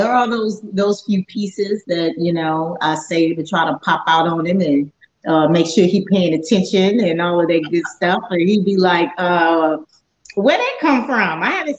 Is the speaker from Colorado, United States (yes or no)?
no; Houston, Texas, United States; I was from the Houston area, of course.